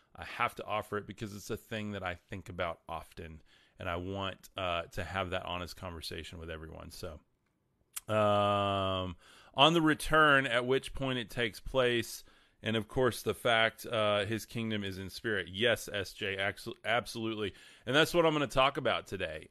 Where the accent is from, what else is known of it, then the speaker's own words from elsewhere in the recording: West Texas, United States; I'm from West Texas